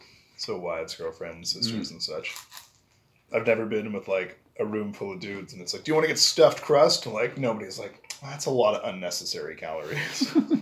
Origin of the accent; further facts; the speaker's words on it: Canada; And we're Canadian